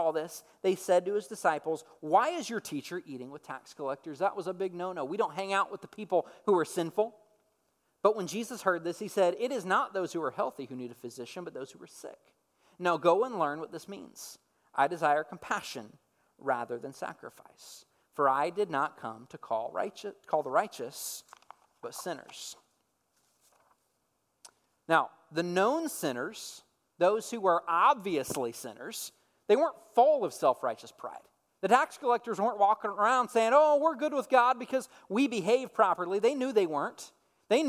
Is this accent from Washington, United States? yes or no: no; Dallas-Fort Worth area, Texas, United States; I grew up in the Dallas-Fort Worth area, but I'm not originally from the Dallas-Fort Worth area